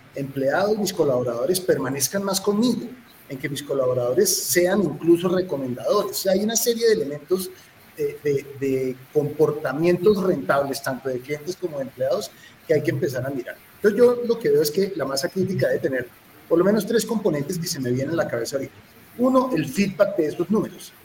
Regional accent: Colombia; siendo colombiano

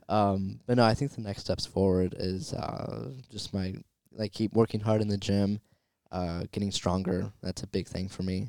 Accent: Southern California, United States; it's my hometown, too

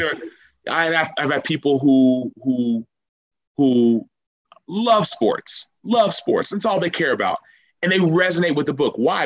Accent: Dallas, Texas, United States; now in Chicago, United States; I'm a Texan

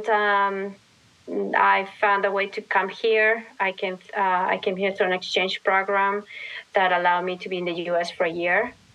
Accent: Lima, Peru; moved away as an adult; now in New York City, United States; I grew up in Lima, yeah. Lima, Peru. Yes, so hence my accent.

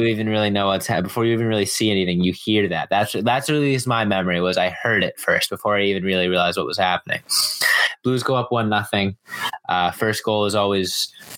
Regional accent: Massachusetts, United States; I'm from Massachusetts

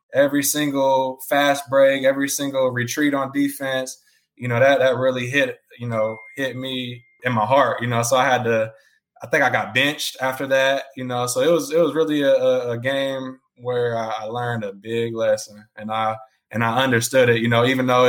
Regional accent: Indiana, United States; playing in my home state of Indiana, a lot of my family and friends were all there, playing in an arena that I grew up knowing as, I believe, Market Square Arena

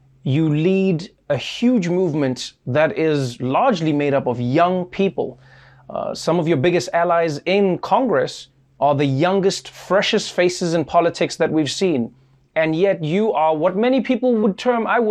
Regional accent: South Africa; moved away; as a South African

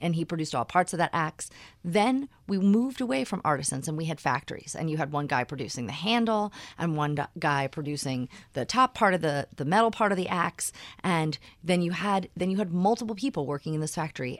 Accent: Philadelphia, Pennsylvania, United States; moved away as an adult; I grew up in Philadelphia.

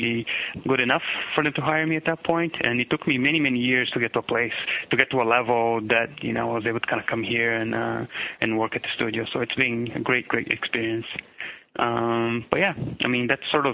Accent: São Paulo, Brazil; English is a second language; moved away as an adult; now in United States; I'm originally from Sao Paulo, Brazil. You know, I born in 72 and I lived in Brazil until 97 when then I moved to the United States

